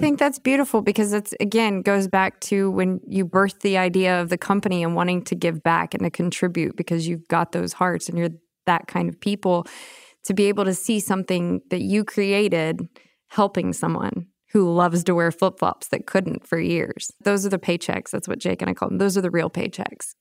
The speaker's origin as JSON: {"language": "English", "town": "Austin", "region": "Texas", "country": "United States", "said": "I'm from Austin"}